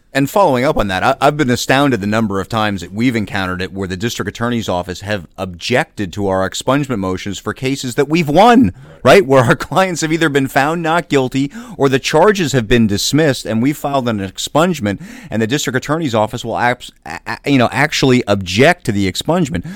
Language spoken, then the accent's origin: English; Boston, Massachusetts, United States; now in Philadelphia, United States; I grew up in Boston